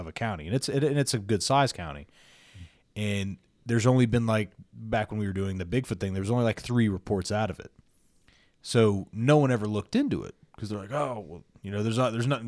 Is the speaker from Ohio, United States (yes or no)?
yes; Ohio, United States; we're from Ohio